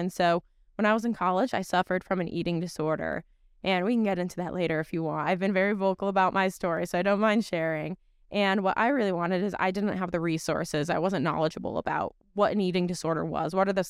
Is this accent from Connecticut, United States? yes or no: yes; Connecticut, United States; English is a second language; I live down in Stamford, and it is a lot of fun. Born and raised in Connecticut, so.